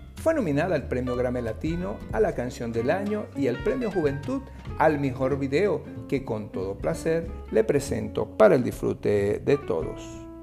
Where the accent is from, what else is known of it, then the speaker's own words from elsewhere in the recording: Venezuela; nuestra venezolanidad